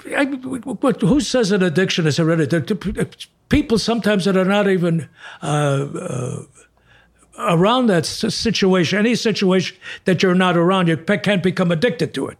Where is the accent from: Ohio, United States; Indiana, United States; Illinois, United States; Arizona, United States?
Illinois, United States; Chicago; moved away; I was from Chicago